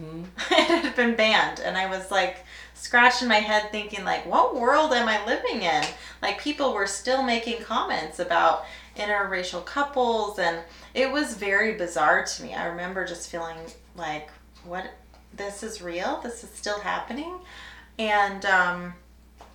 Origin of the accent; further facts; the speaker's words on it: Idaho, United States; I grew up in Idaho